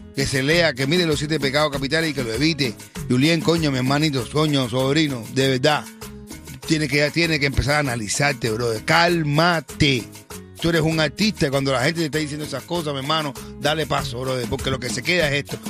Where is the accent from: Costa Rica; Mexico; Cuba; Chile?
Cuba; soy cubano también